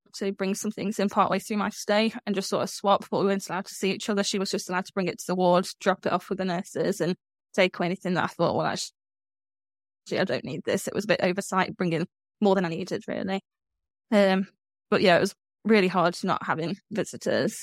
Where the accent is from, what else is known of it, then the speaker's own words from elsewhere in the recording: Midlands, United Kingdom; I'm from the Midlands in the UK.